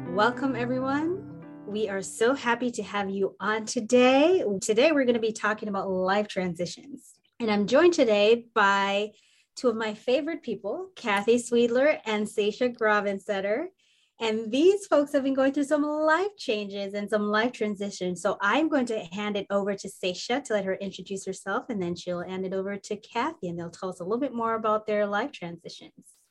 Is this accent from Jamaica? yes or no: yes; Jamaica; moved away as an adult; also born or lived in Minnesota; where I grew up in the warm mountains of Jamaica